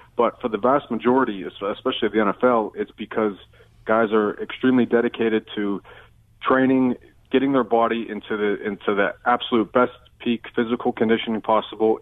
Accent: Western Pennsylvania, United States; I'm from Western Pennsylvania originally

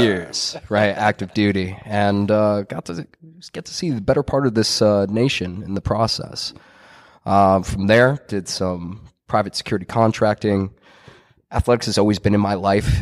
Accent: Mercer County, New Jersey, United States; growing up in Mercer County, New Jersey

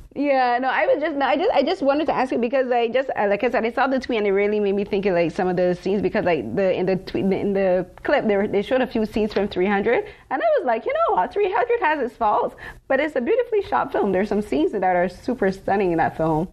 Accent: Barbados; now in Toronto, Canada; I'm from Barbados

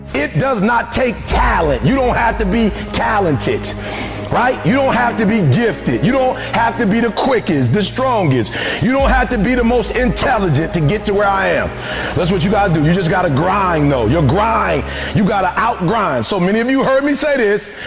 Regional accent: Detroit, Michigan, United States; I'm from Detroit, homeless. Mama got pregnant with me at 17 years old, high school dropout.

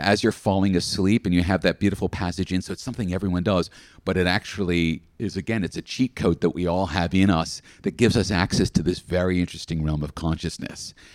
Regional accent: Australia; as an Australian

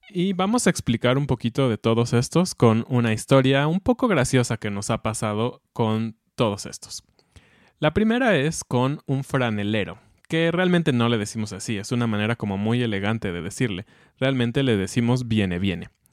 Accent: Mexico; como mexicanos

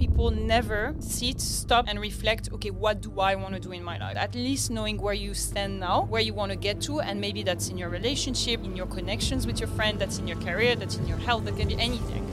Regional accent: Agadir, Souss-Massa, Morocco; English is a second language; moved away as an adult; also born or lived in France; now in Australia; I grew up in Morocco

